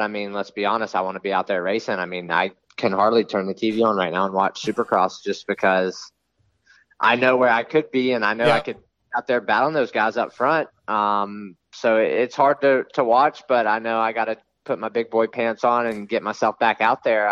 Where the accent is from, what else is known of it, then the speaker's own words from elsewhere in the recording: East Coast, United States; I grew up on the East Coast